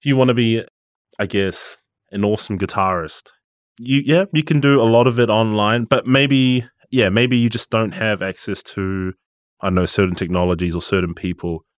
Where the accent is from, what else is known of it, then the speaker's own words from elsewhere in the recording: Gisborne, New Zealand; moved away as an adult; now in Auckland, New Zealand; I'm, I'm from Gisborne